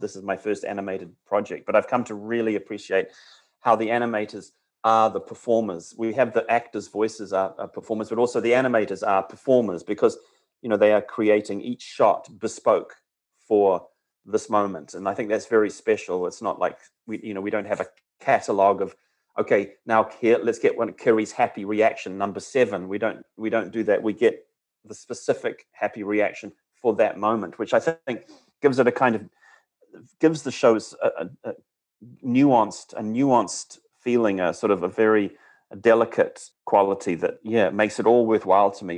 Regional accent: New Zealand; now in Los Angeles, United States; being away from my home country, how much I appreciate it and and how uh, you know how I miss the New Zealand forest

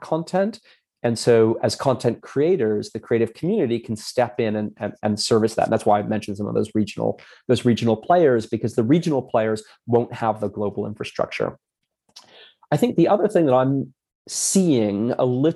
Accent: Hamilton, Ontario, Canada; I grew up in Canada, so it was in Hamilton, Ontario

